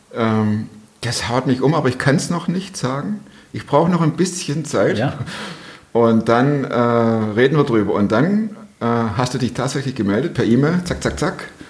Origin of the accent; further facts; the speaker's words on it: Swabia, Germany; accent: Swabian; now in Cologne area, Germany; ich als Schwabe